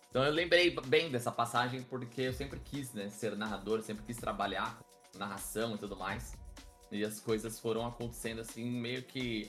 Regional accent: Guarulhos, São Paulo, Brazil; sou natural de Guarulhos, na né, Grande São Paulo, nascido, criado e ainda resido em Guarulhos

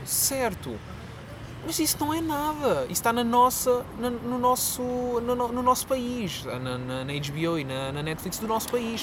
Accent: Quarteira, Algarve, Portugal; moved away as an adult; also born or lived in Faro; now in Lisbon, Portugal; eu vivi toda a minha vida no Algarve, só decidi mesmo vir para Lisboa por causa do mestrado

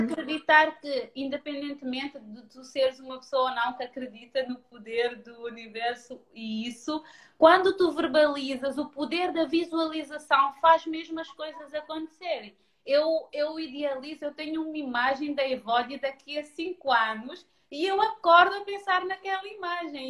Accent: Cape Verde; moved away as an adult; also born or lived in Lisbon, Portugal; now in Portugal; eu venho de Cabo Verde, sou mesmo cabo-verdiana de sangue, uh, só vim para Lisboa com 18 anos

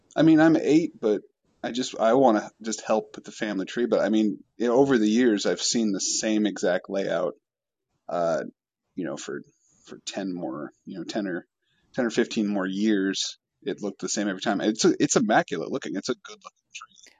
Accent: Washington, United States; I'm from Washington State

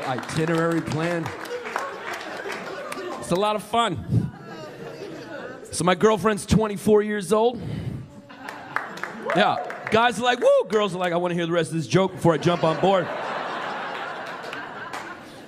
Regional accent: New York City, New York, United States; I'm from New York originally, man. I'm from here. I'm a New Yorker. Brooklyn, New York!

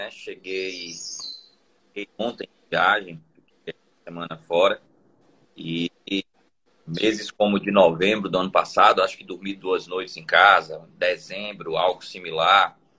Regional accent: Guanambi, Bahia, Brazil; now in Salvador, Brazil; E eu saí de Guanambi há cerca de talvez dez anos que eu deixei Guanambi.

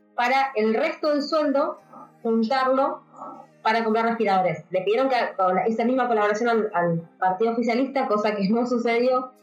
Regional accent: Argentina; acá en Argentina

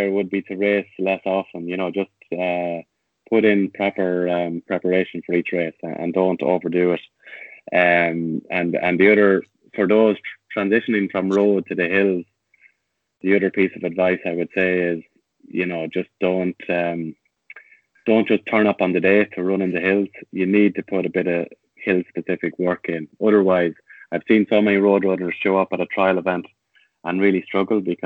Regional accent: Tullamore, County Offaly, Ireland; born or raised there; moved away; also born or lived in Rathfarnham

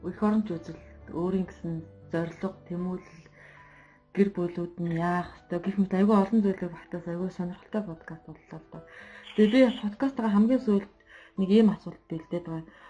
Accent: Mongolia; moved away as an adult; now in Russia; Би ингээд анх наашаа Орос руу ингээд сургуульд ирж байхдаа би гэрээсээ гараад Монгол улсын хөлийг даваад би … биш. Би Монгол улсын иргэн … гэж өөрийгөө бодож

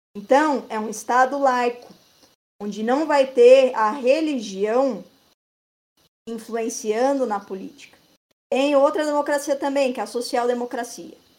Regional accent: Brazil; nós brasileiros

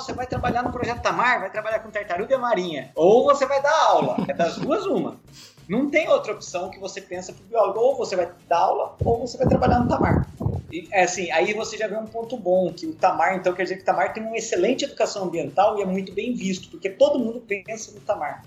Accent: Ubatuba, São Paulo, Brazil; eu sou de Ubatuba. Eu nasci, cresci lá

